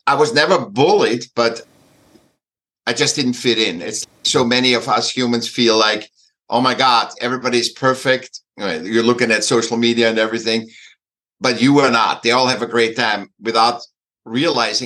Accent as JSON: {"language": "English", "region": "Vienna", "country": "Austria", "tie": "born or raised there", "moved": "yes", "said": "I was born in Vienna, in Austria"}